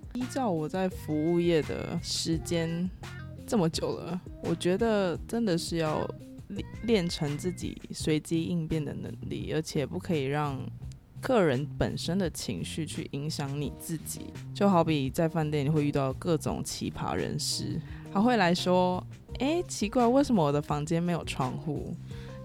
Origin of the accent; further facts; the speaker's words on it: Taiwan; 我是土生土长的台湾人